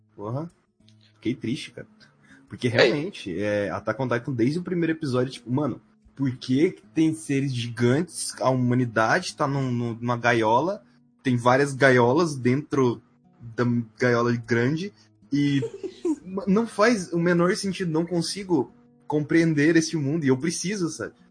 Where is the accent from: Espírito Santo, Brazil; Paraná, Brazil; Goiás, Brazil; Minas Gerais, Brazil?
Goiás, Brazil; sou do Goiás